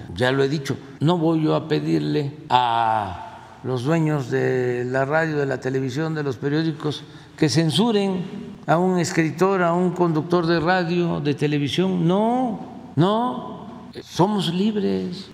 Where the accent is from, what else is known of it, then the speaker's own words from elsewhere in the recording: Tepetitán, Tabasco, Mexico; de la maestra Guadalupe Antonio allá en mi pueblo, en Tepeitán, que me daba sexto grado